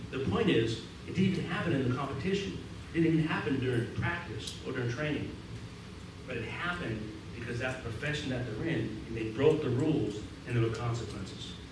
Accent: Boston, Massachusetts, United States; accent: Boston

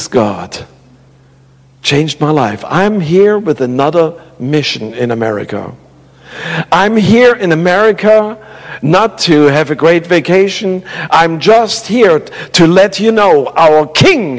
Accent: Germany; moved away; I grew up in the Russian part

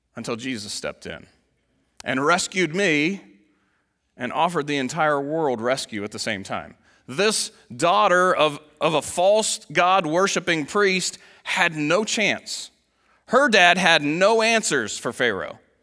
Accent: United States; as an American Christian

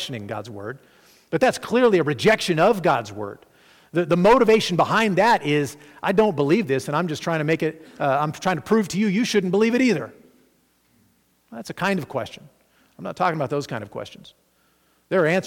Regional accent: Arkansas, United States; I grew up in Arkansas

